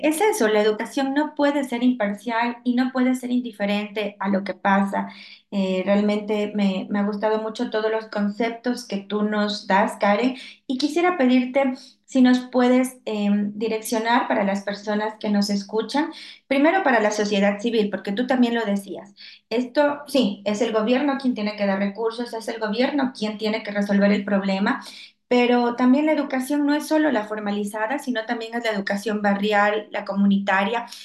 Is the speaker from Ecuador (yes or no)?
yes; Ecuador; yo lo siento mucho en mi país y sobre todo en mi ciudad